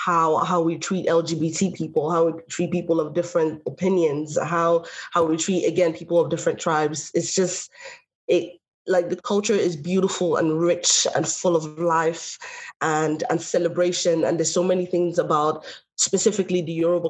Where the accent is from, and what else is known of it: Longford, Leinster, Ireland; born or raised there; also born or lived in Nigeria